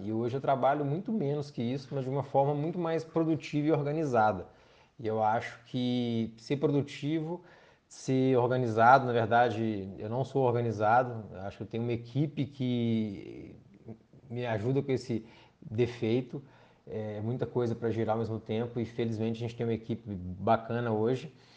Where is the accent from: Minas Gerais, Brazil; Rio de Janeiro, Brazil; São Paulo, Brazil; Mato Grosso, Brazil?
Minas Gerais, Brazil; João Monlevade; eu sou do João Molevade, a gente tinha a equipe Giros aqui